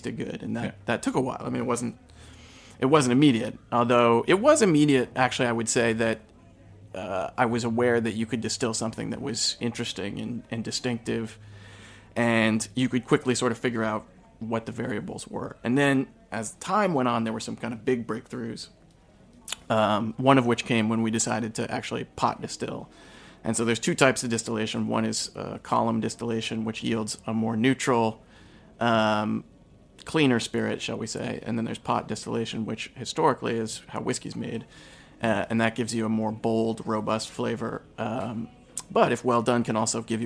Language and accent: English; Eastern Kentucky, United States; moved away as an adult; now in New York City, United States; I grew up in Eastern Kentucky and grew up in a dry county